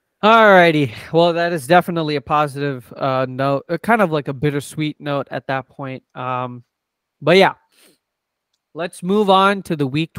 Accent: New Jersey, United States; I grew up in New Jersey. I lived about an hour and a half away from Philadelphia.

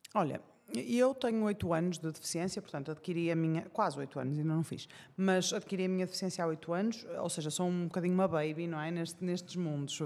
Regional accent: Porto, Norte, Portugal; sou do Porto, não é? É fácil reparar pelo meu sotaque

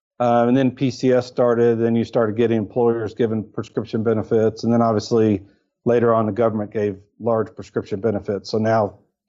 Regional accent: Kentucky, United States; moved away as an adult; also born or lived in Lexington, Kentucky / Dublin, Ohio; I was born and raised in Kentucky.

